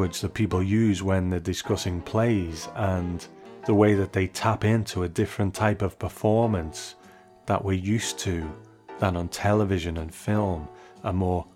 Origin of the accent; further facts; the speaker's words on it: United Kingdom; as a Brit who has sat behind this microphone for 7 years